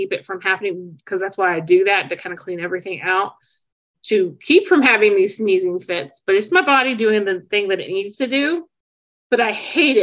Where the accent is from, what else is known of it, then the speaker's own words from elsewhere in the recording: Charleston, West Virginia, United States; now in Louisville, United States; I'm from Charleston, West Virginia